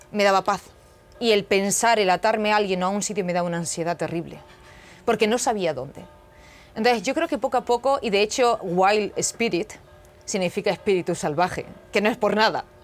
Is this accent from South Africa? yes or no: yes; South Africa; que yo crecí en Sudáfrica con, con sudafricanos o con gente local y no tenía ningún prejuicio.